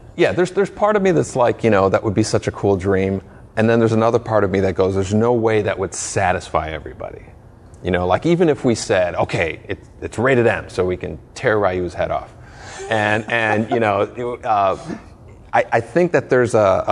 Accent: Chicago, Illinois, United States; I was born in Chicago

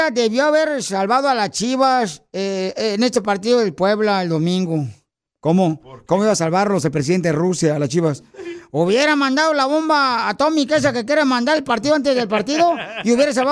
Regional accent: Ecuador; now in United States; De Ecuador

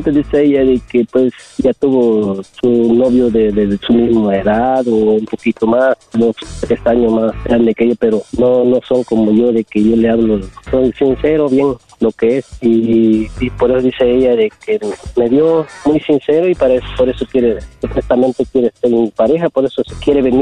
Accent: Oaxaca, Mexico; moved away as an adult; now in United States; yo le dije, soy de Oaxaca, soy de, bueno, soy de México, lo dije yo, ya estoy aquí en, en este, California trabajándole.

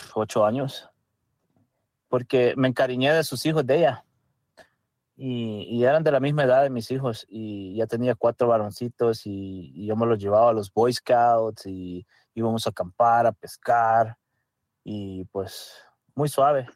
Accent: El Salvador; first language Spanish; now in United States; yo soy de El Salvador

